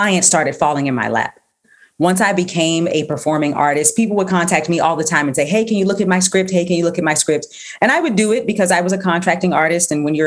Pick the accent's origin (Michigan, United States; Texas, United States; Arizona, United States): Texas, United States; moved away as an adult; also born or lived in New York; I'm from Texas